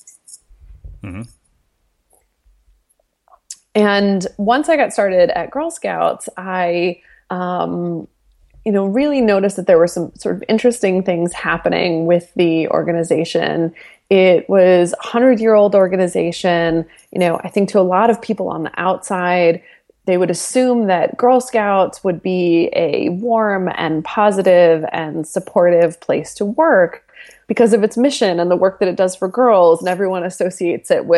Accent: New Hampshire, United States; moved away as an adult; also born or lived in Southern California; now in New York, United States; I grew up in New Hampshire. I am an East Coast girl

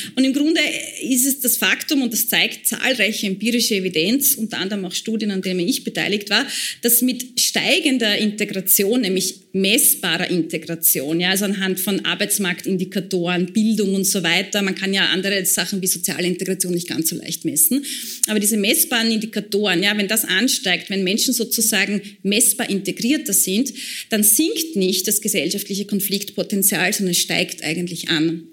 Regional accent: Burgenland border area, Austria; vor allem im Osten, ähm, dem Gebiet, wo ich herkomme, also im burgenländischen Grenzgebiet

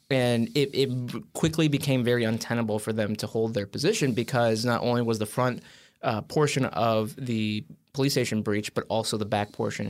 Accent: Wheaton, Illinois, United States; moved away; back home in Wheaton.

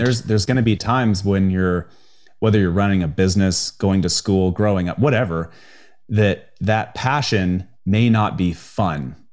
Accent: Spokane, Washington, United States; I grew up in the Pacific Northwest in the U S A. uh, in, in, uh, Spokane, Washington

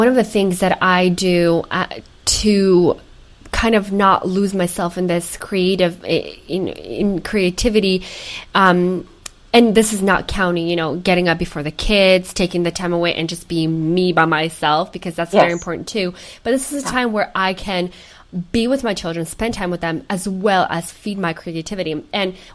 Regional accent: Ukraine; moved away; growing up in Ukraine.

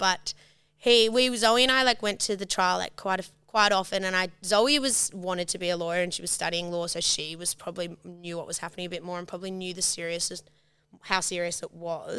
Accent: Sydney, New South Wales, Australia; also born or lived in New York; now in Sydney, Australia; grew up in Sydney. We grew up in like Vaucluse and then Watson's Bay. We moved around a bit

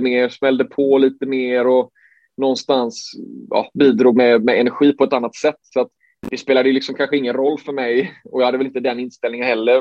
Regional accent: Sweden; som svensk

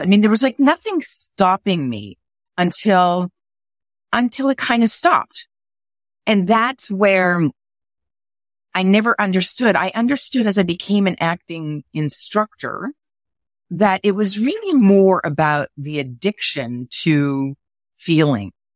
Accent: Montreal, Quebec, Canada; I was growing up in Montreal

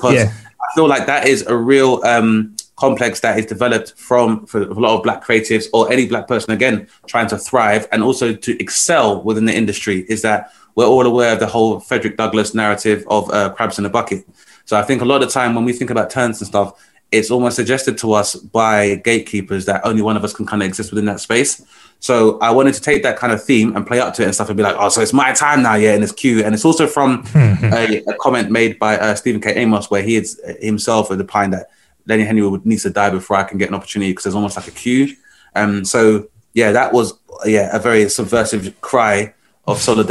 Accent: United Kingdom; we're black, we're British, we're not going anywhere

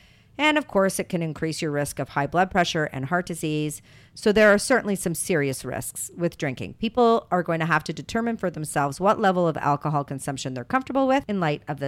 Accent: Canada; Being Canadian, I was mostly raised on beer and rye whiskey.

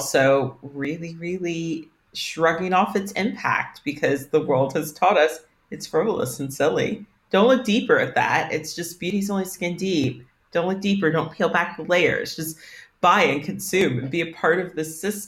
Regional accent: United States; as an American

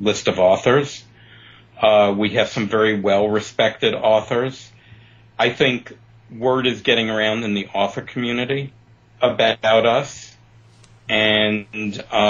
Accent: New York City, New York, United States; also born or lived in Chicago; now in Palm Springs area, United States; I grew up in Brooklyn

